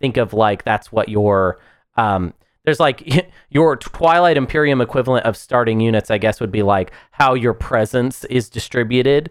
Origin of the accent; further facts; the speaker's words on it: United States; I'm American